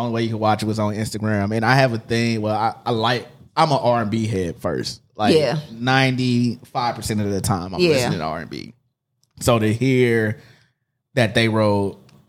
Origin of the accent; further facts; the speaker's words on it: Midwest, United States; I am from the Midwest.